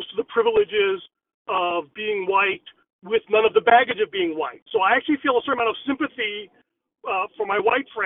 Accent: United States; I am Asian, South Asian, Indian. I grew up in America

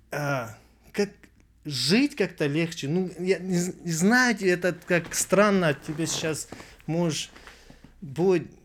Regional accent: United States; also born or lived in Russia; детство, так вспоминаю с России, если честно, так не могу вспомнить очень хорошо, потому что ну, я все детство здесь, в Америке, угу. провел

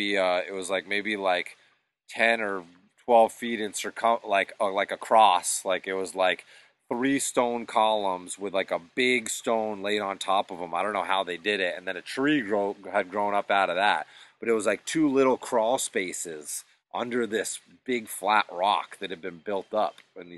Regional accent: New England, United States; And then also just growing up in New England, always learning about the history.

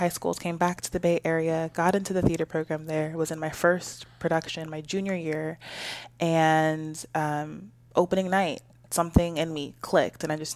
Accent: California, United States; Yeah, well, I tell people that I'm just from the Bay Area conglomerate. Don't really have mm. a hometown because we moved around so much.

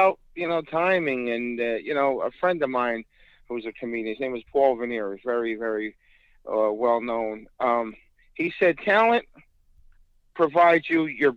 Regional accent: Newark, New Jersey, United States; I grew up in Newark.

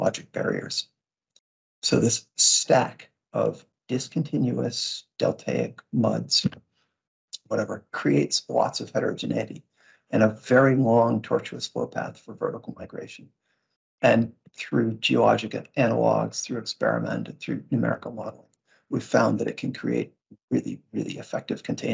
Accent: Vermont, United States; I grew up in Vermont

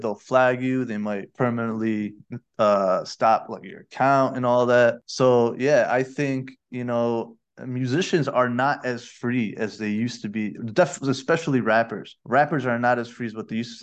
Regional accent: Rochester, New York, United States; now in Malaysia; my hometown of Rochester, New York

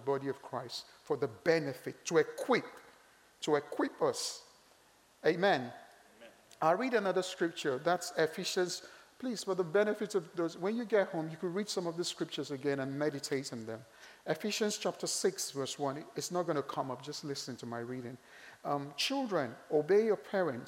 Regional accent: Nigeria; I'm Nigerian

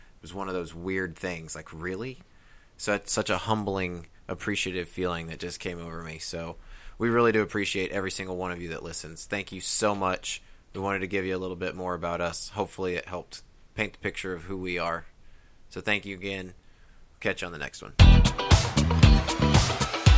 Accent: Midwest, United States; now in Tennessee, United States; growing up in the Midwest and coming here to the mountains

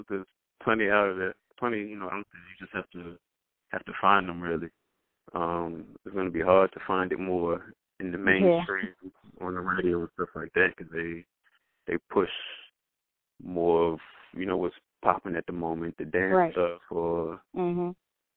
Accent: Petersburg, Virginia, United States; I'm from Petersburg, Virginia

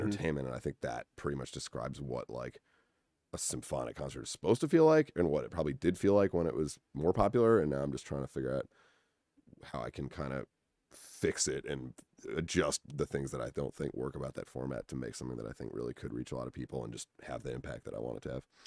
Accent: Winchester, Massachusetts, United States; moved away as an adult; also born or lived in New Haven, Connecticut; now in Los Angeles, United States; I grew up in Winchester, Massachusetts

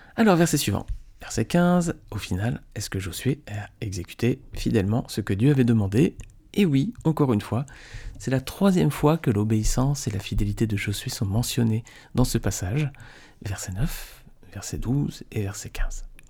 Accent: Nice, Provence-Alpes-Côte d'Azur, France; je suis niçois

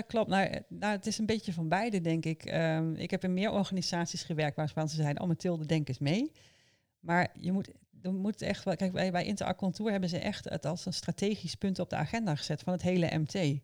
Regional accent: Almelo, Overijssel, Netherlands; Ik ben opgegroeid in Almelo, helemaal aan de buitenrand

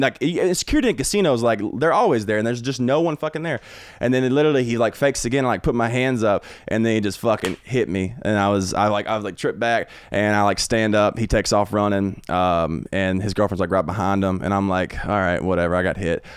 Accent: Brookwood, Alabama, United States; moved away; also born or lived in Tuscaloosa, Alabama; I'm from Brookwood

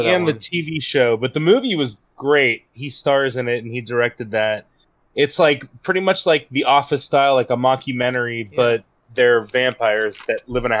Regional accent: Pennsylvania, United States; I always have to remind people I'm not from Ohio

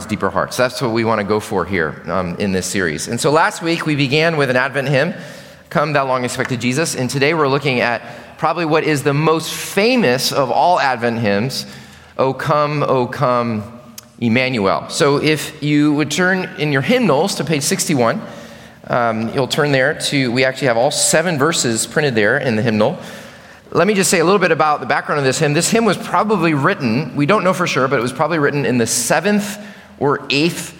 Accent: Chicago, Illinois, United States; now in Richmond, United States; I grew up in Chicago

